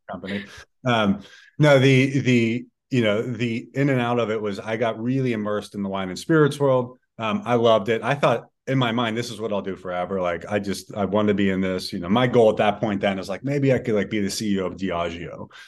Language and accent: English; Pittsburgh, Pennsylvania, United States; growing up in Pittsburgh